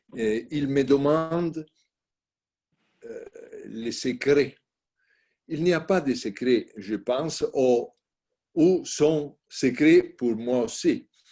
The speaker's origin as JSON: {"language": "French", "country": "Italy", "second_language": "French", "said": "je suis italienne"}